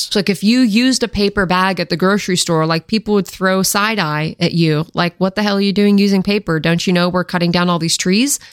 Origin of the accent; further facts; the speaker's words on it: Washington, United States; I grew up in Washington State in the Pacific Northwest area